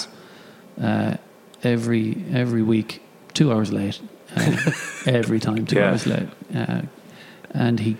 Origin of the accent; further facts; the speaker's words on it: Ireland; being Irish there